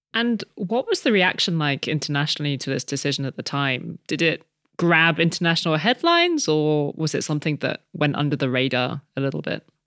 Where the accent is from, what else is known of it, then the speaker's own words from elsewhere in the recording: France; my home country of France